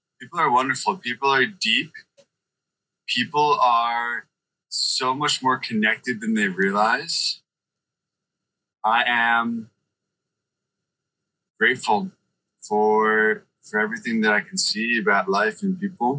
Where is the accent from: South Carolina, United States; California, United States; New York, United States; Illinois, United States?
New York, United States; moved away as an adult; now in Florida, United States; I grew up in New York. You know, I lived in New York until I was 30.